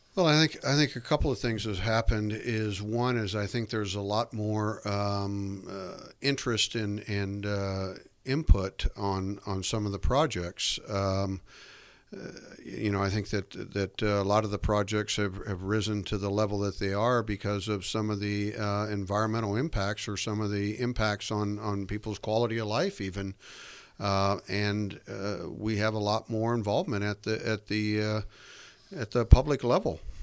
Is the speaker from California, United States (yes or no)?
yes; American Canyon, California, United States; I grew up in American Canyon